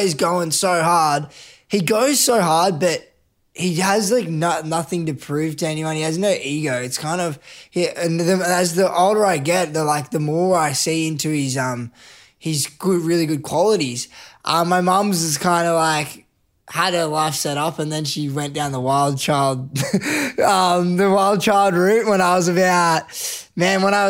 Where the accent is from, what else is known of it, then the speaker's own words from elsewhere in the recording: Canberra, Australian Capital Territory, Australia; as a young kid, I grew up in Canberra.